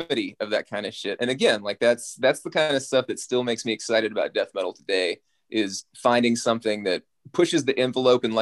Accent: South Arkansas, United States; also born or lived in Little Rock, Arkansas; I grew up in South Arkansas

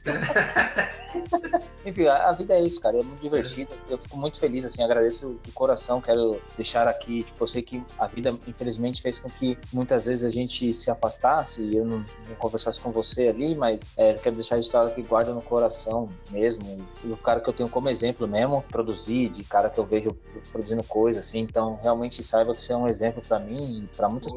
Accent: São Paulo, Brazil; sou do Jardim São Luís, do Capão

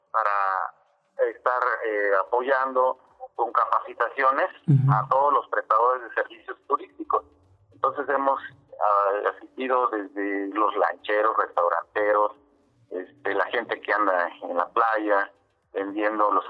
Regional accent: Acapulco, Guerrero, Mexico; yo nací en Acapulco Sí, soy, soy acapulqueño de nacimiento.

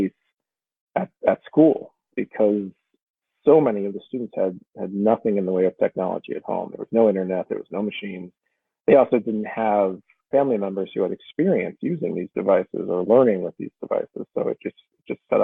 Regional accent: Massachusetts, United States; also born or lived in Washington, D.C.; I grew up in Massachusetts and left a bit for college

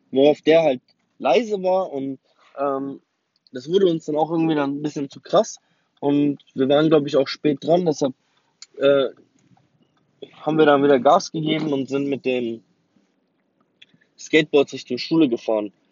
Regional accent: Berlin, Germany; der Kudamm ist eigentlich für mich Berlin und meine Heimat. Ja. Und dann, eines Tages, fiel die Mauer.

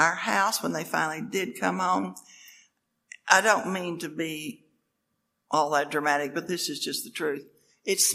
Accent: Lubbock, Texas, United States; also born or lived in Oklahoma; I was born in Lubbock, Texas

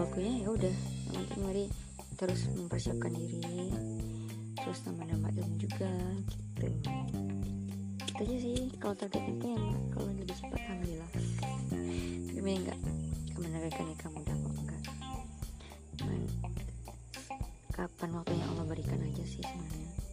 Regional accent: Padang, West Sumatra, Indonesia; also born or lived in Cianjur, West Java; S M P Negeri dua belas Padang, terus lanjut lagi ke S M A Negeri dua belas Padang dan sekarang di Universitas Andalas.

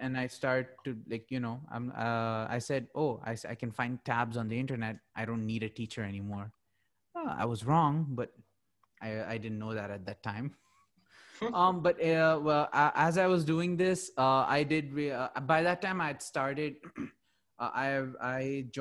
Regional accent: Muscat, Oman; now in Dubai, United Arab Emirates; I was born and brought up in Muscat, Oman.

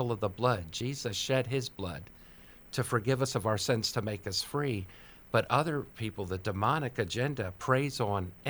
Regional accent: Maryland, United States; Maryland, of my home state, is number three on the East Coast for most trafficked children.

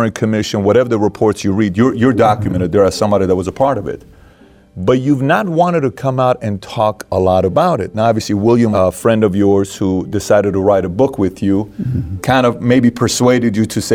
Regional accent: Iran; moved away; I'm from Iran, so I was born in Iran. I saw the war

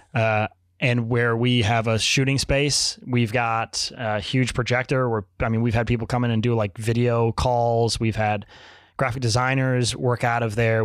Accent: Richmond, Virginia, United States; moved away as an adult; now in Chicago, United States; I grew up in Richmond, Virginia

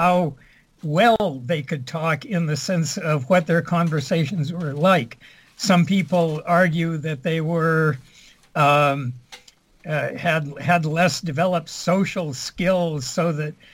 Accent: Southern California, United States; born or raised there; moved away as an adult; also born or lived in Vermont, United States / Santa Barbara, United States / Quebec, Canada; now in Montreal, Canada

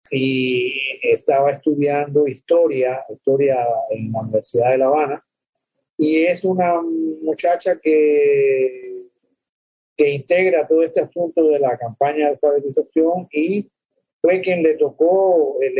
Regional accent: El Salvador; born there; yo, yo nací en El Salvador el más pequeño país eh, de América.

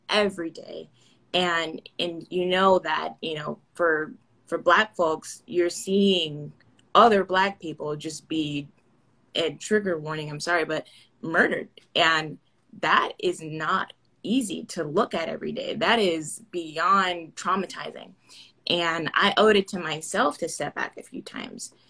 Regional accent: Orlando, Florida, United States; I'm from Orlando

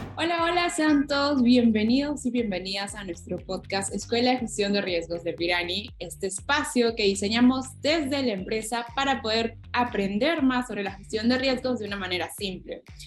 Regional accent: Peru; como peruana

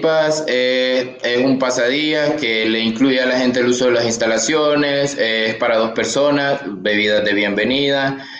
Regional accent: Sonsonate, El Salvador; yo soy de Sonsonate

